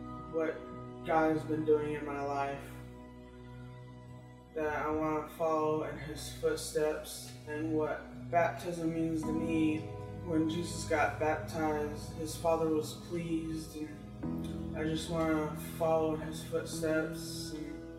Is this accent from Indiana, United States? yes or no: yes; West Lafayette, Indiana, United States; I'm growing up in West Lafayette, Indiana.